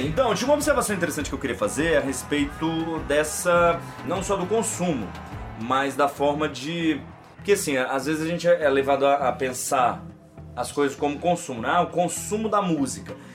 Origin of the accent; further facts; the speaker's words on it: Brazil; como brasileiros